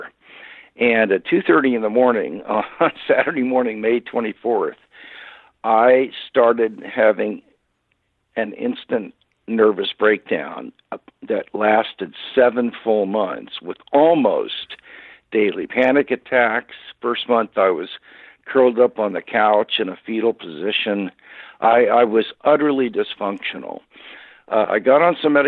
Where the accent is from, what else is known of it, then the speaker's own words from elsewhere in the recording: Kansas City, Missouri, United States; moved away; I was born and raised in Kansas City, Missouri